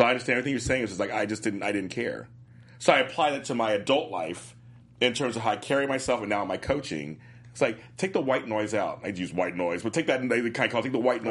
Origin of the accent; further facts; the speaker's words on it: Los Angeles, California, United States; I grew up in South Central LA.